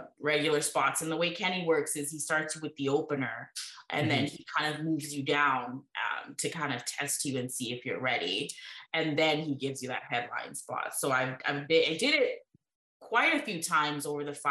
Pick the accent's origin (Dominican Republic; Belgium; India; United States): India; also born or lived in Brampton, Canada; now in Canada; growing up in India and coming here to Canada